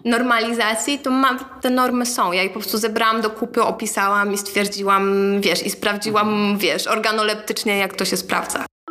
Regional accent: Warsaw, Masovian Voivodeship, Poland; ja się wychowałam na Starym Żoliborzu

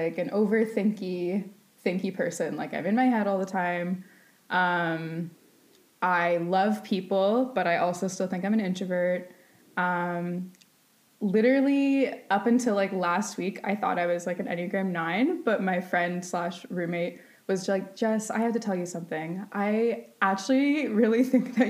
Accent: Waterdown, Ontario, Canada; also born or lived in Hamilton; now in Ancaster, Canada; I grew up in Waterdown, lived in a house till I was four, and then moved and was living in that house since. As of like a month ago, I just moved to Ancaster, but Waterdown and Hamilton, whole life

